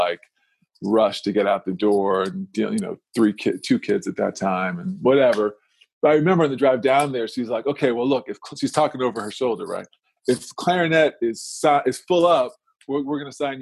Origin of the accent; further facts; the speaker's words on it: Silver Spring, Maryland, United States; moved away as an adult; also born or lived in Washington, D.C. / Detroit / Miami; now in Phoenix, United States; I was born in D.C. and grew up around D.C. I grew up mostly in Silver Spring, Maryland